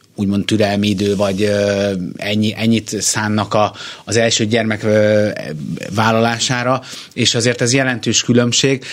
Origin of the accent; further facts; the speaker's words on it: Budapest, Hungary; én Káposzás megyeren Újpesten születtem